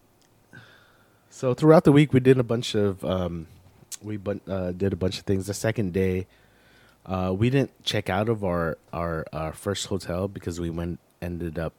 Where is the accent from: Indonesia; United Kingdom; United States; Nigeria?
United States; I'm American